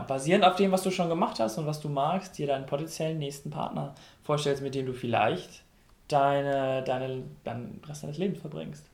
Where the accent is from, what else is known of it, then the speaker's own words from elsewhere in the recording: North Rhine-Westphalia, Germany; ich komme aus NRW